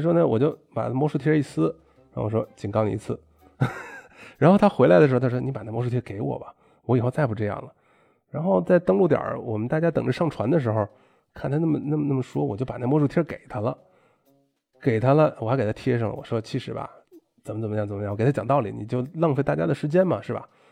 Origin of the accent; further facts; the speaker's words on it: China; moved away; 老子是中国人